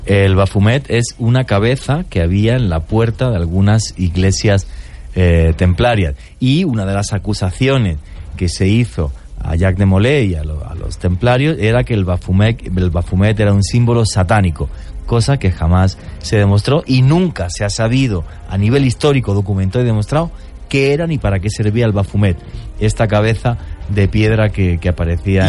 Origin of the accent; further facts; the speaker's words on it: Spain; moved away; España, en mi país